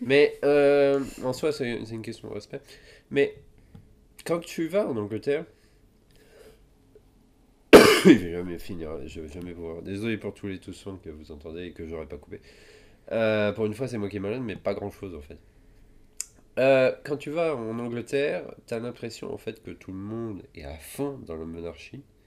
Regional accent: France; je suis de France

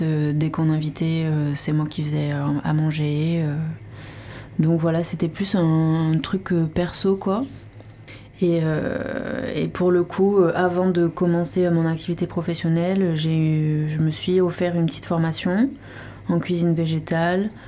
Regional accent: Pau, Nouvelle-Aquitaine, France; moved away as an adult; also born or lived in Toulouse; now in Landes, France; je suis originaire de Pau, j'ai grandi à Pau

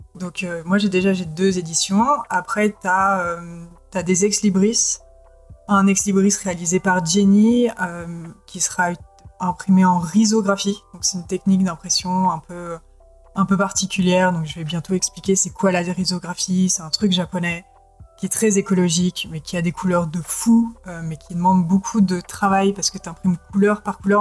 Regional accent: France; chez nous en France

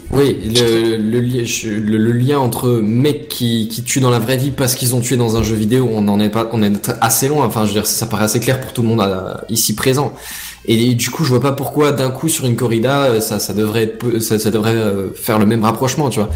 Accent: the North-East, north-east France, France; on vient du Nord-Est

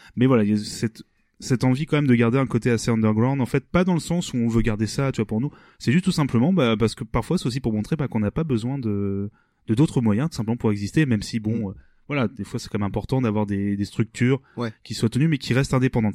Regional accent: Rouen, Normandy, France; nous on est originaire de Rouen

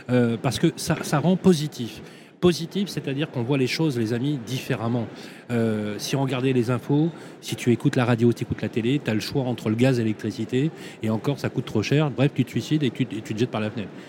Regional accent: Belgium; also born or lived in Brussels; Oui, je suis belge.

